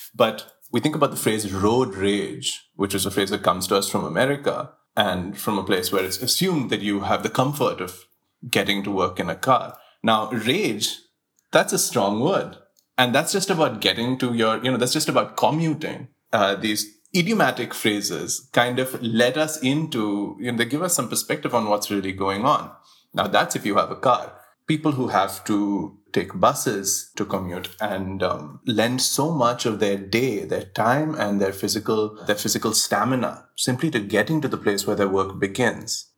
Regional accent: Mumbai, Maharashtra, India; I was born in Breach Candy Hospital

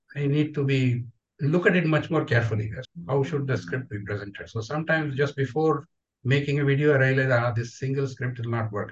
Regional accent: Udupi, Karnataka, India; I'm from Udupi

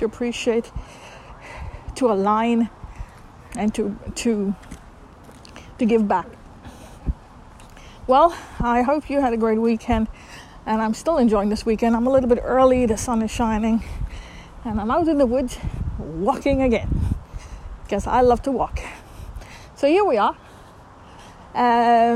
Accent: India; moved away; I'm from India.

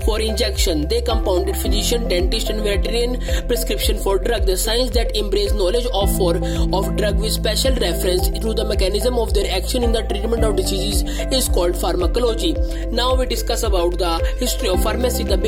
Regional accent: India; I am from India

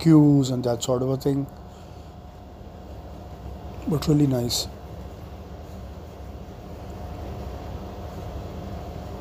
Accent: North India, India; I am from North India

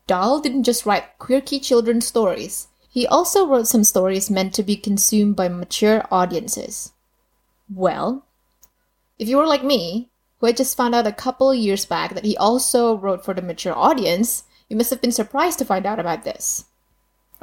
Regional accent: Indonesia; English is a second language; Being Indonesian, obviously English wasn't my first language

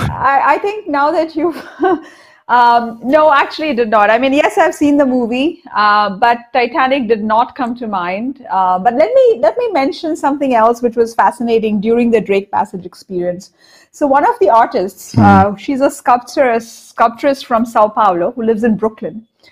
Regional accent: Cuttack, Odisha, India; born there; And I was born in Cuttack in Odisha. And near Cuttack, we have something called the Talcher mines

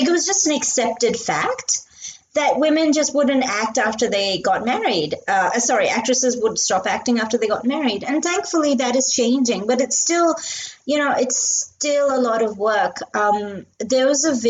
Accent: India; I grew up in India in the 90s

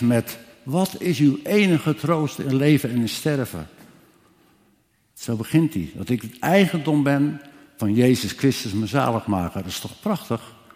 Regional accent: Ermelo, Gelderland, Netherlands; also born or lived in Scherpenzeel (birthplace, ASR 'Schavenpolder'); ik kom uit Ermelo

